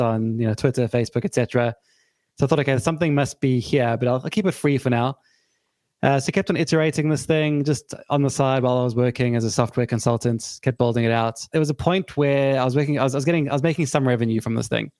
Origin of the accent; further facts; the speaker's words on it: South Africa; now in United Kingdom; I'm from South Africa originally, grew up there, and I moved to the UK back in 2005